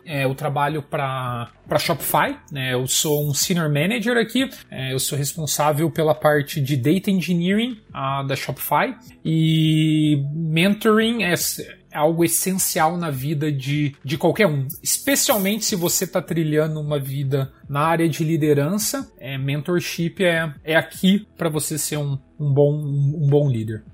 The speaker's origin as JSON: {"language": "Portuguese", "region": "São Paulo", "country": "Brazil", "tie": "born or raised there", "also_born_or_lived": "Curitiba, Brazil / Germany", "moved": "as an adult", "lives_now": "Canada", "said": "eu nasci em São Paulo, mas vivi em Curitiba há muito tempo"}